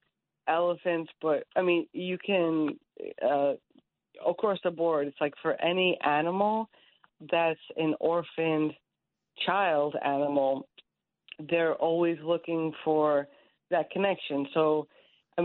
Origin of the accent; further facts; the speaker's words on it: Bohemia, New York, United States; as a kid growing up in Long Island, it's so nice to grow up in that sort of environment